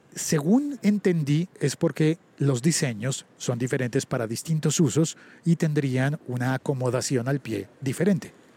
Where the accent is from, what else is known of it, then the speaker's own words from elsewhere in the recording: Colombia; el 39 en mi país no corresponde al 39 de otros países